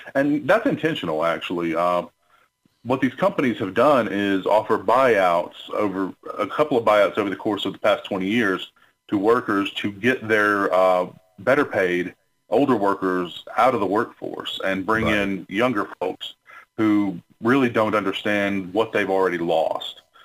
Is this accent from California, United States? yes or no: no; Alabama, United States; born and raised in Alabama, went, went to law school here